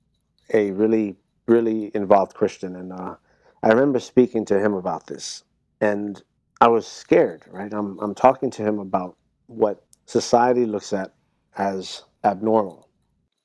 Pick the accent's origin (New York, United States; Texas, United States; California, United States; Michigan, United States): New York, United States; also born or lived in Miami, Florida / Washington Heights / Hell's Kitchen; I was born in Miami and I grew up in New York